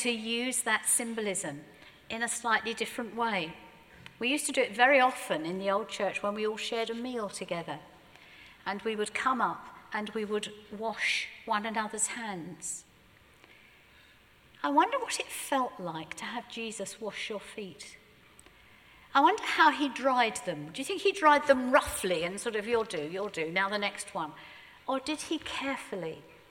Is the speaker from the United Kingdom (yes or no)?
yes; Surrey, South East England, United Kingdom; we're terribly British, and more than being British, we're even Surrey.